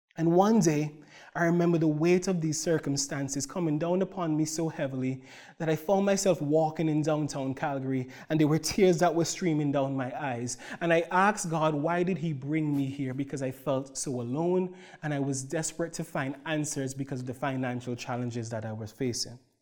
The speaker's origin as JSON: {"language": "English", "country": "Antigua & Barbuda", "moved": "yes", "lives_now": "Cloverdale, Canada", "said": "my wife, Marissa, and I hail from the Caribbean island of Antigua."}